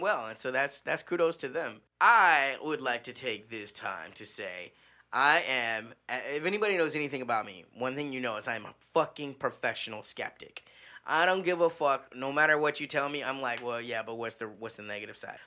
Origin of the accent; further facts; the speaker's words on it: Midwest, United States; when I was growing up in the Midwest